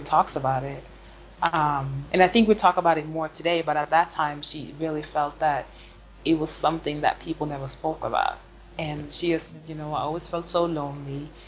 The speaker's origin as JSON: {"language": "English", "country": "Sweden", "tie": "born or raised there", "also_born_or_lived": "United States / Senegal", "first_language": "Swedish", "second_language": "English", "moved": "as an adult", "lives_now": "Basel, Switzerland", "said": "I was born and raised in Sweden"}